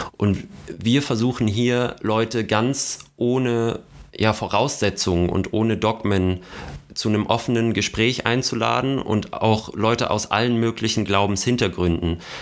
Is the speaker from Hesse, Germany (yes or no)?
yes; North Hesse, Germany; ganz nah an meiner nordhessischen Heimat